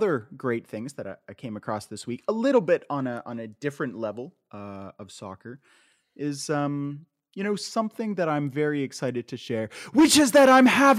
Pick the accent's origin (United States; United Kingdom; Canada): Canada; So when we were kids growing up in Canada